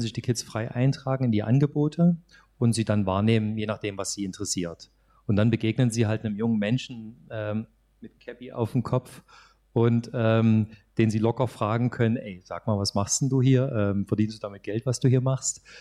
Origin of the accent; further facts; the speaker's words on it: Saxony, Germany; bei uns in Sachsen